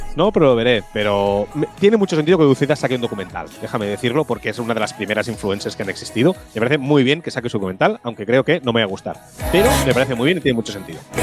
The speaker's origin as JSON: {"language": "Spanish", "town": "Tiana", "region": "Catalonia", "country": "Spain", "said": "mi pueblo, de Tiana"}